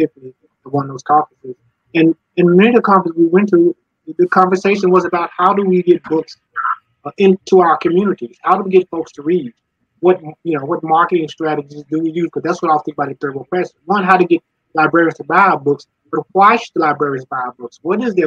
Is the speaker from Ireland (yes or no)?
no; Little Rock, Arkansas, United States; I was born in Little Rock, Arkansas. And my background is just grown up around folks who love to read newspapers